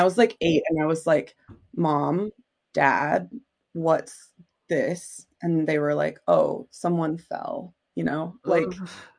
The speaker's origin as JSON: {"language": "English", "town": "Carbondale", "region": "Illinois", "country": "United States", "tie": "born or raised there", "also_born_or_lived": "Prague", "moved": "yes", "said": "I grew up in Carbondale, Illinois, which is like southern part. It's almost Kentucky. Almost Kentucky of Illinois."}